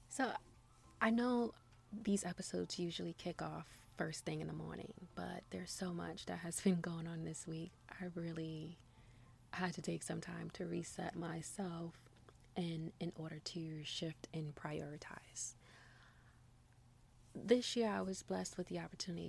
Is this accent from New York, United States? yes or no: yes; New York City, New York, United States; growing up in New York City